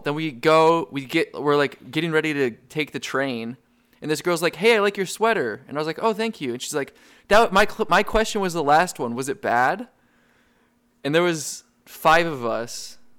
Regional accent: New England, United States; I'm from New England

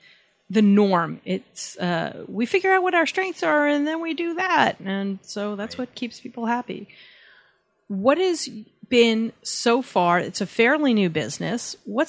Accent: New York, United States; I am both a hot-headed Italian and from New York.

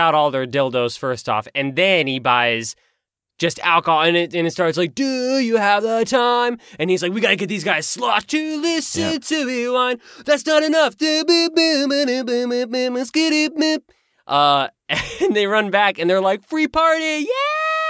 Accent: Texas, United States; accent: South Texas country; I'll say it in my country accent. It's my South Texas country accent.

